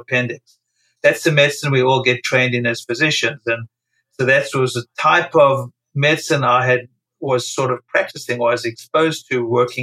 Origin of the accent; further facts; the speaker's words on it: South Africa; moved away as an adult; now in New York City, United States; I was born and raised in South Africa during apartheid